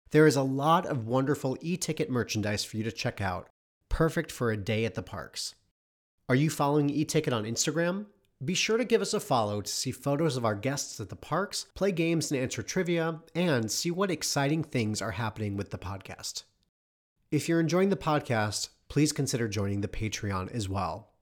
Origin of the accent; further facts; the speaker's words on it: Michigan, United States; We grew up together in Michigan, doing theater together